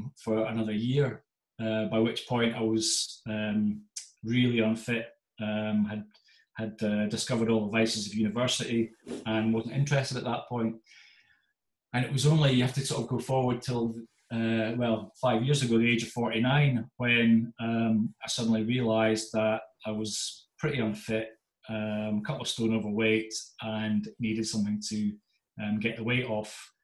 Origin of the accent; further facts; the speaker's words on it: Aberdeen, Scotland, United Kingdom; also born or lived in Stirling; I'm from Aberdeen. I was up in Aberdeen at school at the time.